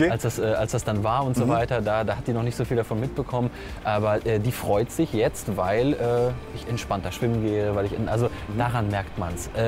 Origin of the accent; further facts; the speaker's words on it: Düsseldorf, North Rhine-Westphalia, Germany; Ich komme aus Düsseldorf